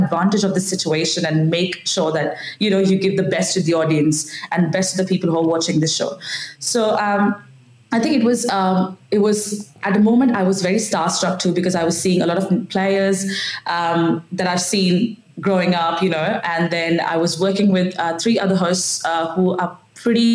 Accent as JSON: {"language": "English", "country": "India", "first_language": "Marathi", "second_language": "English", "moved": "yes", "lives_now": "Adelaide, Australia", "said": "Marathi is my mother tongue, which I speak at home"}